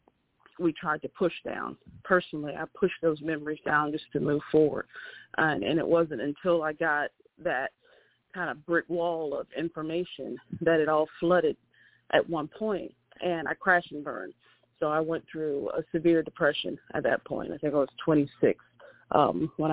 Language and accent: English; East Point, Georgia, United States; moved away as an adult; I was born and raised in East Point, Georgia, which is out south of the downtown area, close to the airport